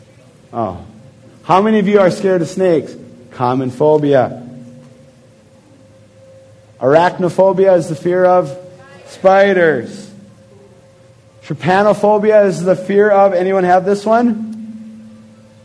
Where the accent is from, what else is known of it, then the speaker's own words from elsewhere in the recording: Fargo, North Dakota, United States; growing up in Fargo, North Dakota